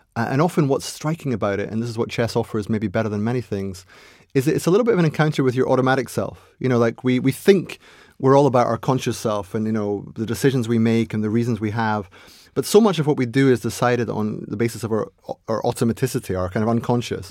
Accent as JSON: {"language": "English", "town": "Aberdeen", "region": "Scotland", "country": "United Kingdom", "tie": "born or raised there", "said": "So I was born in Aberdeen, or Aberdeen, as they call it up there."}